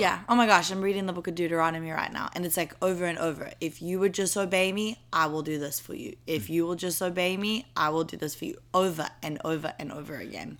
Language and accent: English; South Africa; moved away as an adult; now in New York, United States; I'll be going back to South Africa